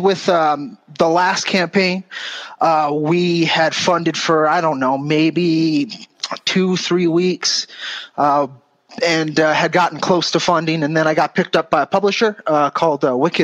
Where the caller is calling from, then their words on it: New Mexico, United States; I'm calling in from northern New Mexico, actually.